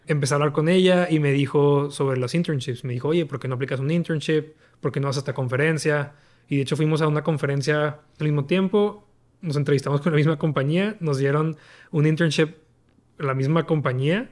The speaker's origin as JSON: {"language": "Spanish", "town": "Torreón", "region": "Coahuila", "country": "Mexico", "also_born_or_lived": "El Paso, Texas", "moved": "as an adult", "said": "Yo soy de Torreón, Torreón Covila, México norte de México y pues yo crecí"}